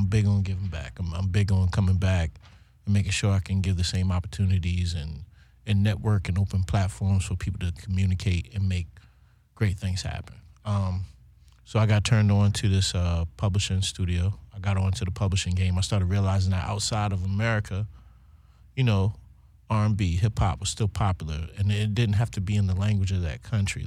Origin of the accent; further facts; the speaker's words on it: Baltimore, Maryland, United States; moved away as an adult; also born or lived in Cologne, Germany; now in Copenhagen, Denmark; I'm from the city. I'm from Baltimore City, West Side